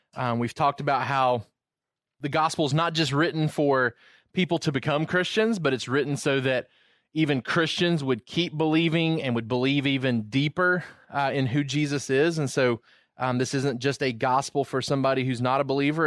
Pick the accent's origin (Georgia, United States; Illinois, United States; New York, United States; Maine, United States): Georgia, United States; moved away as an adult; also born or lived in Virginia; I wasn't from Virginia, I was from Georgia